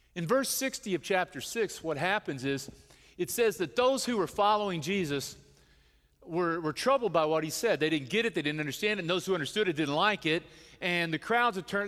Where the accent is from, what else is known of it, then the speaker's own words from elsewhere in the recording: the Bible Belt, United States; we grew up here in the United States and we're part of the Bible Belt